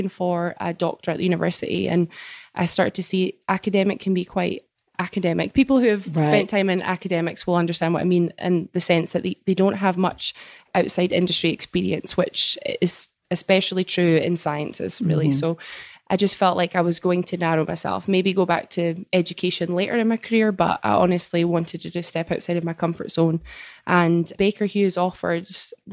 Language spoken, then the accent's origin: English; Scotland, United Kingdom; moved away as an adult; also born or lived in South Dakota, United States / Edinburgh, United Kingdom; now in Permian Basin, United States; I'm originally from Scotland. Well, I say that I grew up there